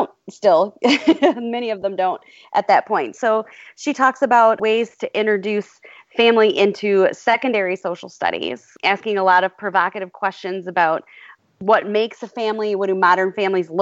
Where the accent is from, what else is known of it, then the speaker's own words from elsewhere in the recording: Michigan, United States; Growing up in Michigan and teaching in Michigan